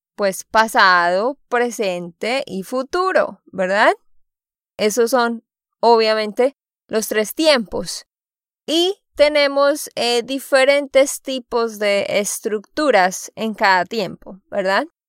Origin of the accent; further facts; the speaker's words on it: Santander, Colombia; de Santander, Colombia